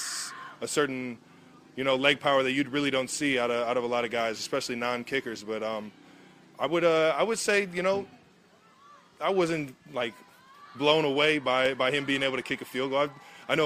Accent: Cleveland, Ohio, United States; now in Kansas City, United States; up in Cleveland in my hometown

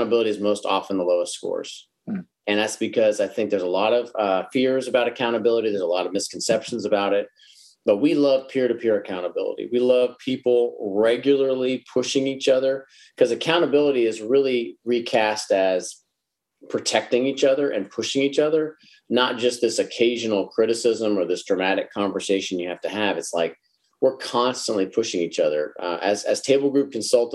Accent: Dallas, Texas, United States; I'm from Dallas

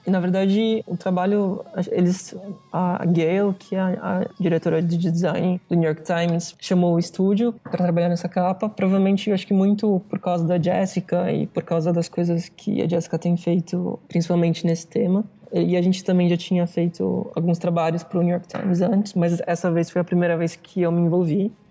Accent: São Paulo, Brazil; moved away as an adult; also born or lived in Italy; muito perto da onde eu sou, de São Paulo

